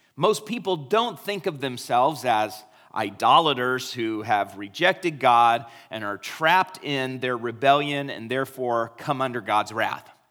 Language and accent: English; United States; we are American